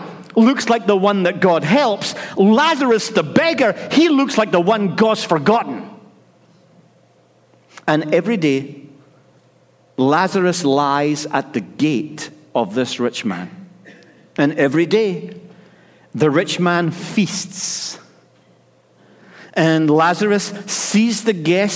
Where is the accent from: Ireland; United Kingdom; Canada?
United Kingdom; Scotland; I'm Scottish